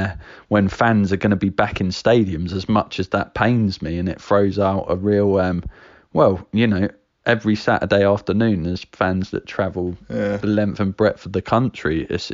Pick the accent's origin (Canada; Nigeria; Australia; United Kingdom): United Kingdom; Preston, North West England; So I go watch my hometown team, Preston